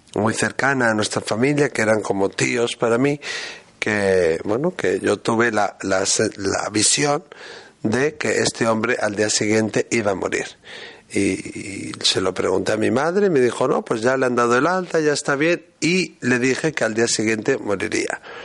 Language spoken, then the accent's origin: Spanish; Azpeitia, Basque Country, Spain; de donde yo soy